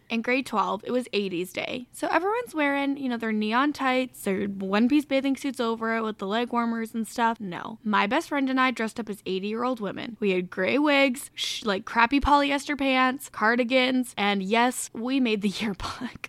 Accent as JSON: {"language": "English", "country": "Canada", "said": "I'm Canadian."}